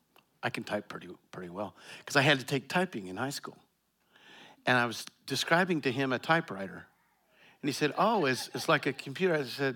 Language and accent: English; Colorado, United States; You know, I grew up in Eastern Colorado. We had farmers in our church.